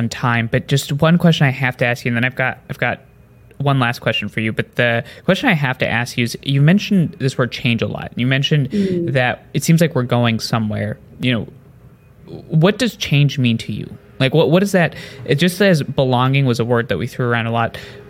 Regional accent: India; also born or lived in New Jersey, United States; I grew up in a village in India for the first 5 years of my life after I was born in New Jersey, lived with my parents, then came back, then moved around a bunch.

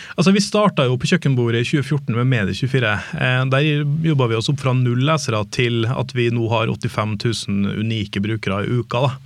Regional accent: Trondheim, Trøndelag, Norway; moved away as an adult; now in Oslo, Norway; jeg hadde et jobbtilbud hjemme i Trondheim

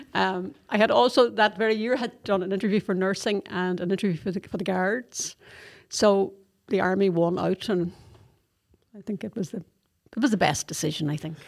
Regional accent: Donegal, Ulster, Ireland; moved away as an adult; now in Athlone, Ireland; I'm originally from Donegal

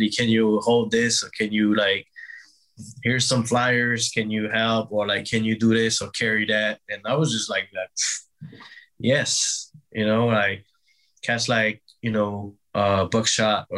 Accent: Brittany, France; moved away as an adult; now in New York, United States; Grew up in France, grew up in Brittany.

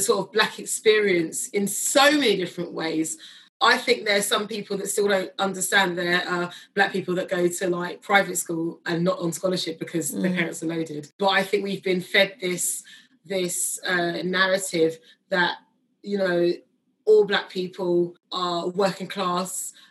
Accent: Kingston upon Thames, London, United Kingdom; my parents like kind of darted around South London before they actually settled like a little bit further out in Kingston.

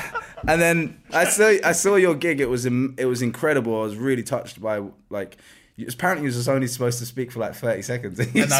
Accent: London, United Kingdom; I'm from Southall.

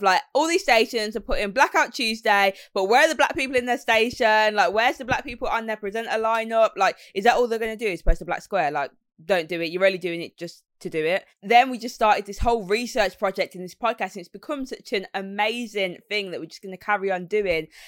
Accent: Birmingham, West Midlands, United Kingdom; accent: Brummy; being from Birmingham

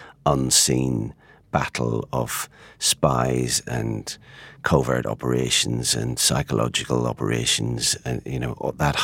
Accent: Northern Ireland, United Kingdom; moved away as an adult; also born or lived in London; I grew up in Northern Ireland and started my journalism

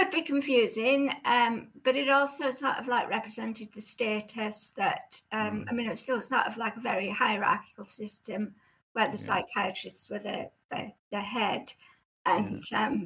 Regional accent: North West England, United Kingdom; non-touristy part of Cumbria, which is um, verges on the, the English Lake District, um, which partly accounts for my accent. However, it has mellowed a lot over the years.

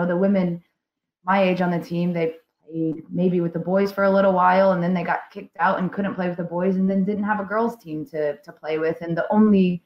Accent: Indiana, United States; moved away as an adult; now in United Kingdom; I'm from Indiana in the States

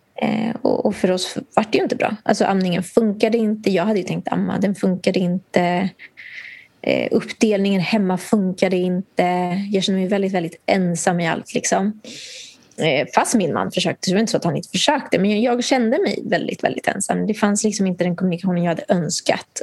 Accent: Nicaragua; now in Sweden; där jag kommer ifrån, i Nicaragua

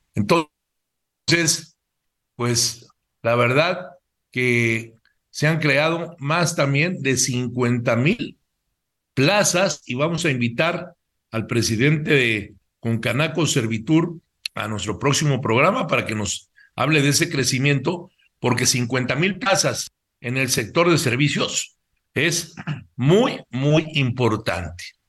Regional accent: Mexico; es un orgullo como mexicano

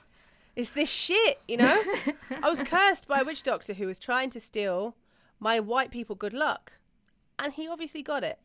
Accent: Uganda; moved away; I come from Uganda.

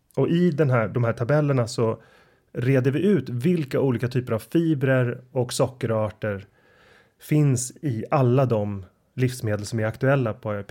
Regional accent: Sweden; som svensk

